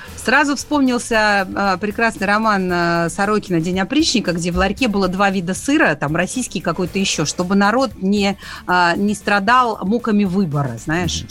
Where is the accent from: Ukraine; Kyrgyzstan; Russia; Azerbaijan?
Ukraine; Donbas; человек, который родился и вырос в Донбассе